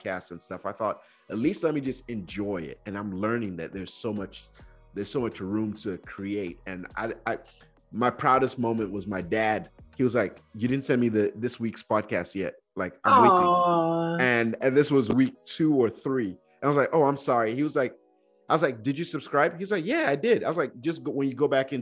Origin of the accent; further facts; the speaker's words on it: Nigeria; as a Nigerian kid, I was just afraid of my dad.